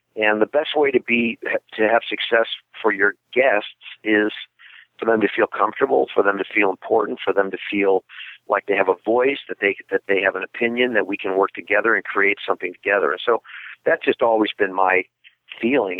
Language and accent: English; Midwest, United States; I'm from the Midwest